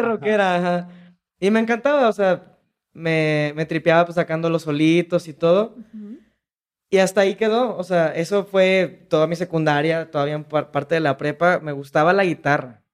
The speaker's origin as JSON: {"language": "Spanish", "region": "Jalisco", "country": "Mexico", "said": "sí soy de Jalisco"}